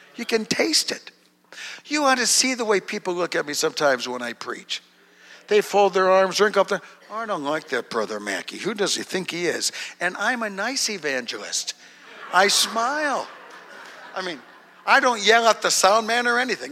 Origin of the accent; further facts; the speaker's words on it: Duluth, Minnesota, United States; I was born in Duluth, Minnesota